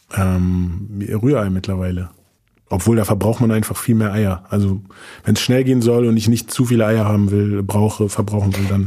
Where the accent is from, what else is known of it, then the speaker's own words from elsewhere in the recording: Berlin, Germany; also born or lived in Frankfurt; Meine Eltern leben beide noch in Morbid auch, also quasi auch in der gleichen Gegend, wo ich aufgewachsen bin